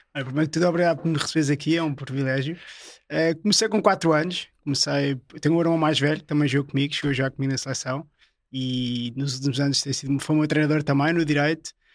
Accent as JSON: {"language": "Portuguese", "country": "Portugal", "also_born_or_lived": "France", "said": "O único português que está aqui"}